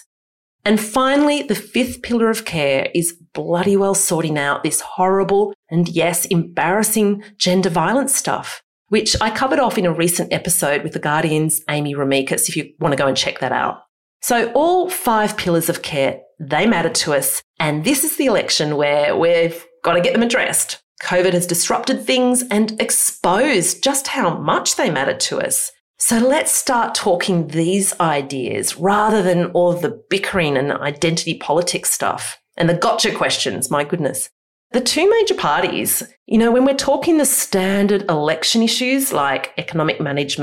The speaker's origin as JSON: {"language": "English", "country": "Australia", "said": "who we are as Australians"}